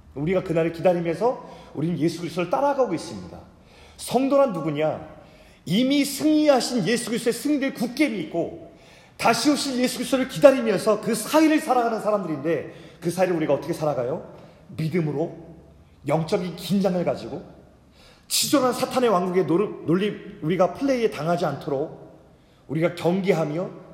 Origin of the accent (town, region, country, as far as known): South Korea